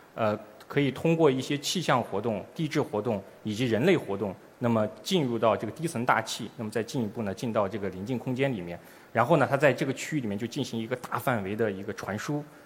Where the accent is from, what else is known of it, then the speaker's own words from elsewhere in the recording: China; 我们中国人将第一次利用我们自己的探测器